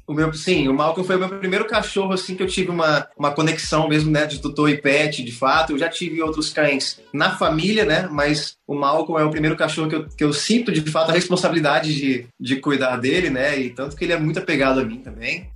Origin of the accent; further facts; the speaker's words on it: Marabá, Pará, Brazil; Como eu sou aqui de Marabá, no Pará, e eu nunca saí daqui para nenhum outro trabalho profissional